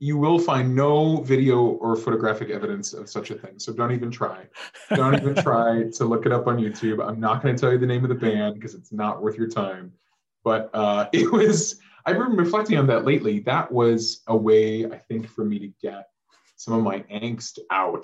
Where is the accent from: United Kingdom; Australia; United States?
United States; West Point, Nebraska; grew up in West Point, Nebraska, right here in the Archdiocese of Omaha, a town of about 3,400 folks, and lived in the same house on Niphon Street my whole entire 18 years of life